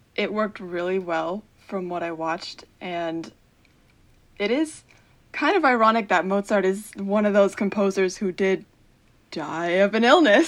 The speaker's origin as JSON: {"language": "English", "region": "Central New Jersey", "country": "United States", "said": "I'm from Central New Jersey"}